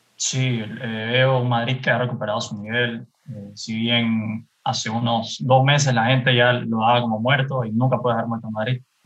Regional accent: Guayaquil, Guayas, Ecuador; Tengo veintiún años, me gu-, soy de Guayaquil

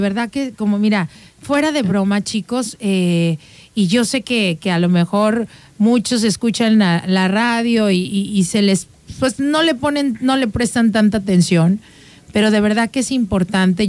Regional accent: Mexico

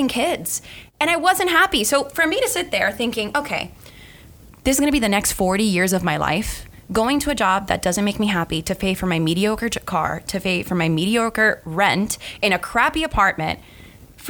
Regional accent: Miami, Florida, United States; moved away as an adult; I was born and raised in Miami to Cuban parents

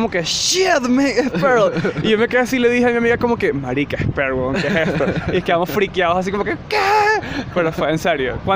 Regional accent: Venezuela; now in Colombia; Soy venezolano

